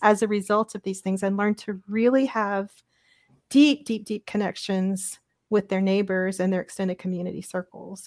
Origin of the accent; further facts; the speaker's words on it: Louisiana, United States; moved away as an adult; I'm a Louisiana girl, I grew up in Louisiana and stayed there all the way from my birth all the way through after grad school at L S U in Baton Rouge